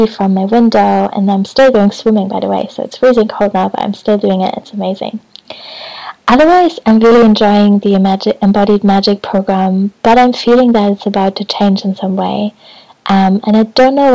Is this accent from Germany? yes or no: yes; Hamburg, Germany; also born or lived in Brighton; now in Scotland; Hamburg, which is my hometown